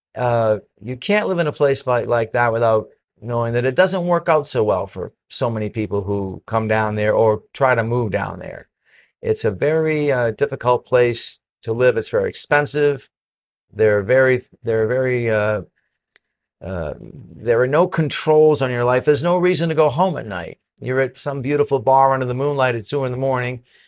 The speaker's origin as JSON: {"language": "English", "town": "Penacook", "region": "New Hampshire", "country": "United States", "moved": "yes", "said": "I'm from Pennecook, New Hampshire, you know, a little town of fifteen hundred people, a little mill town"}